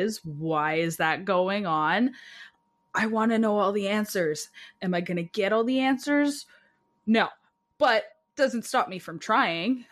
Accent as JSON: {"language": "English", "region": "Alberta", "country": "Canada", "moved": "yes", "said": "I'm from Alberta originally"}